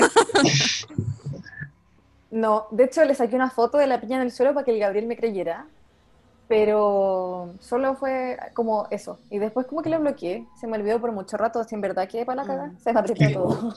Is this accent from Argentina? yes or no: no; Santiago, Santiago Metropolitan Region, Chile; yo soy de Santiago, pero siempre crecí en cerros